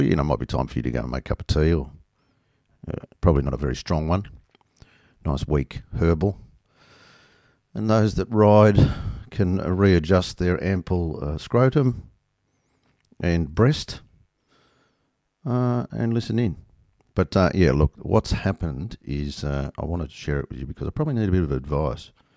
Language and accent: English; Australia; being Australian